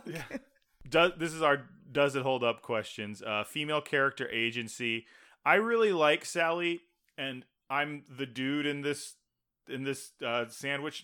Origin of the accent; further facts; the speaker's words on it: Texas, United States; I grew up in Texas.